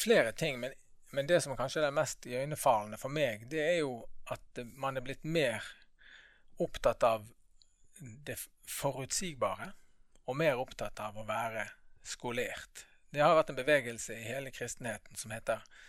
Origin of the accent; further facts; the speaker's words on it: Bergen, Vestland, Norway; Født og oppvokst her i Bergen.